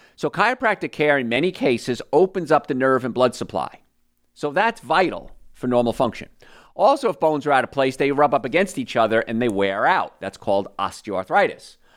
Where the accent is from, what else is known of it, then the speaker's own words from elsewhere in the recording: New Jersey, United States; I grew up in New Jersey, and I grew up in a place called Cancer Alley